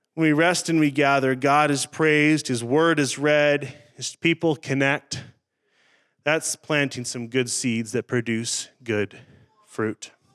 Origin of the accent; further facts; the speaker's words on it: Northern Ontario, Canada; moved away; also born or lived in Saskatchewan; I grew up in Northern Ontario in the bush